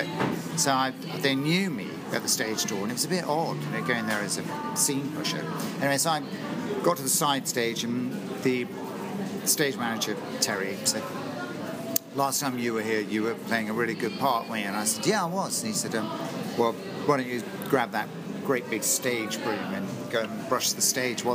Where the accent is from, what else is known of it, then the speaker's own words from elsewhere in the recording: Bristol, South West England, United Kingdom; I came from Bristol. Because I trained at the Old Vic.